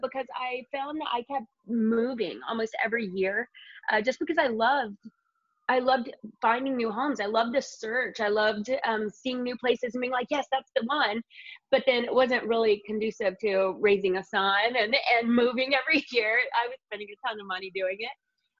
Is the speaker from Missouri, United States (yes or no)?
no; Indiana, United States; now in Los Angeles, United States; Yeah, and we're both from Indiana, yeah.